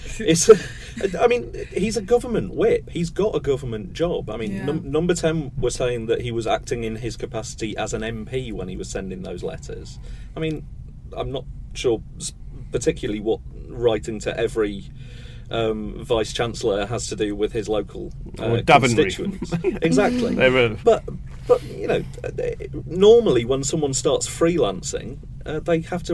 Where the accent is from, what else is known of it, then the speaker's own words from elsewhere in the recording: Sheffield, Yorkshire and the Humber, United Kingdom; I'm from Sheffield